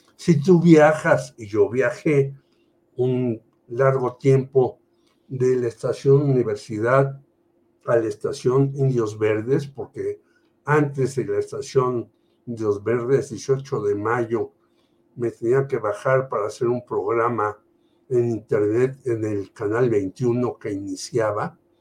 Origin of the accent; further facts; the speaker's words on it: Mexico City, Mexico; also born or lived in Tlatelolco; yo nací en la Colonia Guerrero, en la calle Galeana